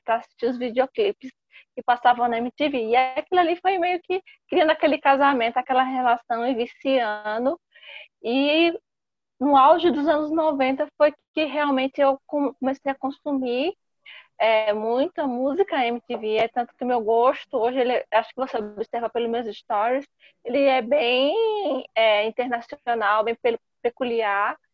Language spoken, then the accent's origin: Portuguese; São Caetano do Sul, São Paulo, Brazil; Sou paulistana, nasci em São Caetano do Sul.